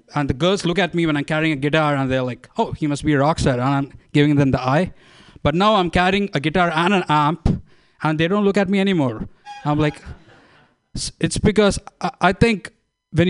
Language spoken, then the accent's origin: English; India; moved away as an adult; now in Bay Area, United States; I'm from India.